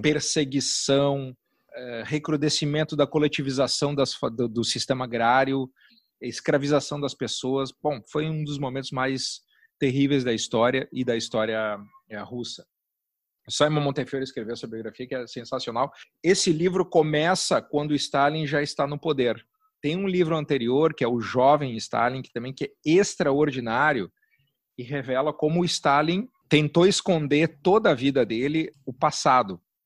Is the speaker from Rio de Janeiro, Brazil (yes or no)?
no; Caxias do Sul, Rio Grande do Sul, Brazil; moved away as an adult; also born or lived in Wales; now in Porto Alegre, Brazil; moro aqui em Porto Alegre, eu sou de Caxias, moro aqui há 20, 22 anos